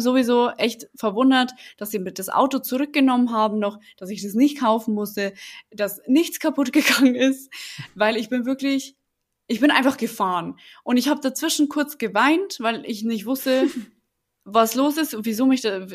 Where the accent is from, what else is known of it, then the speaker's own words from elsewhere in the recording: Germany; für mich als Deutsche